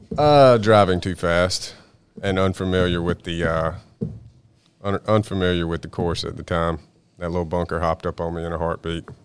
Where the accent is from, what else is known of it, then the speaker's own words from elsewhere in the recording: Cheraw, South Carolina, United States; moved away as an adult; also born or lived in Charlotte, North Carolina / York, South Carolina; now in Myrtle Beach, United States; moved to Sharal, other known as Chirral, South Carolina